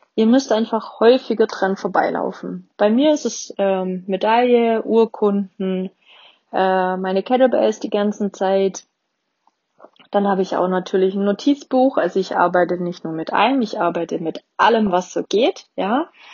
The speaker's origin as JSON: {"language": "German", "region": "Swabia", "country": "Germany", "said": "Ich bin auch Schwabe."}